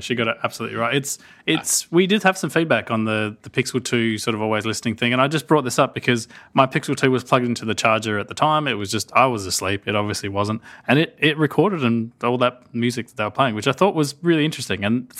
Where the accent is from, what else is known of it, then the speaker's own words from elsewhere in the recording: United States; Oh no, I forgot my Australian accent. Sorry, I'm actually American.